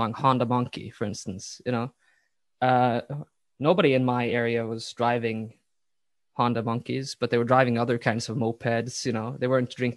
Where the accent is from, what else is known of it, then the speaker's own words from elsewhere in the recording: Western Norway, Norway; growing up in West Norway